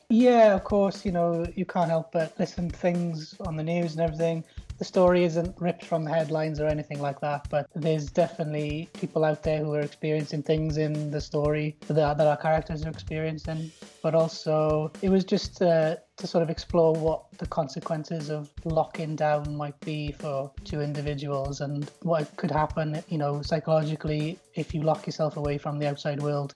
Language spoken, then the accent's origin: English; South Wales, United Kingdom; I come from uh, South Wales